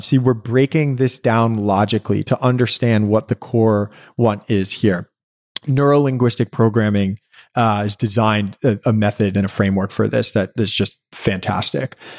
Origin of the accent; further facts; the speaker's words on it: New York City, New York, United States; growing up in New York City